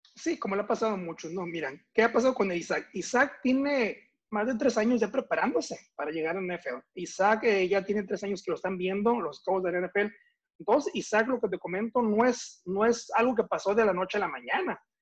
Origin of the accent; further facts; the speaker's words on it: Mexicali, Baja California, Mexico; also born or lived in Tampico, Tamaulipas; yo nací en Tampico, Tamaulipas, así como bien lo dices, pero nunca personalmente viví en Tampico. Okay. los dos, tres meses de edad, mis padres se fueron a, radicar a Mexicali, Baja California